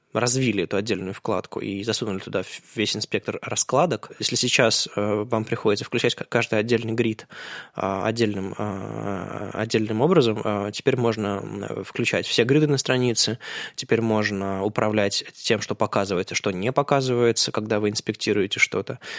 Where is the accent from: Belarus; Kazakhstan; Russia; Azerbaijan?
Russia; Saint Petersburg; мы же питерцы